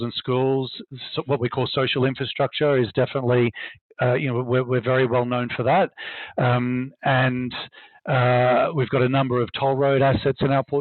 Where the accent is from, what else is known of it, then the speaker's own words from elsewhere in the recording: Brisbane, Queensland, Australia; moved away as an adult; now in New York, United States; as a little kid growing up, little gay kid growing up in Brisbane, Australia